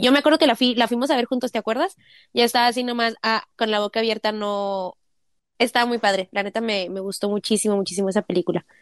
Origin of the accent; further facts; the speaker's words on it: northern Mexico, Mexico; moved away; somos norteños, pero yo estoy haciendo más como acento sinaloense y pues no, pues no, no somos de Sinaloa